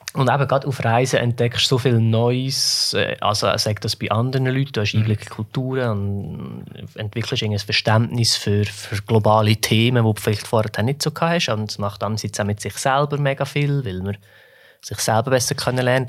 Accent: Switzerland; uns Schweizer

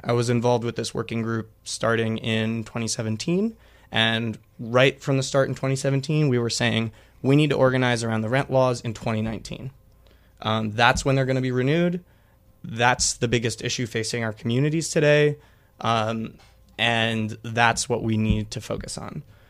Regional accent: Minnesota, United States; moved away; Minnesota, my home state

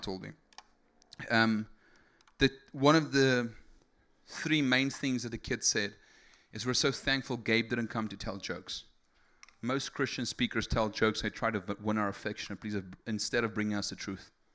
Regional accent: South Africa; English is a second language; I'm from South Africa. I'm E S L

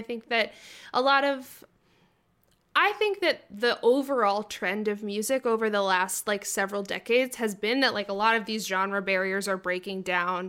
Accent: South Berwick, Maine, United States; moved away as an adult; also born or lived in Boston; I grew up in South Berwick, Maine, um, very, the very bottom tip of Maine

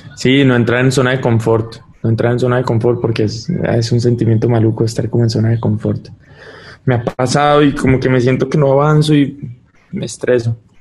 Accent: United States; moved away as an adult; also born or lived in Colombia; yo crecí toda mi vida en Estados Unidos

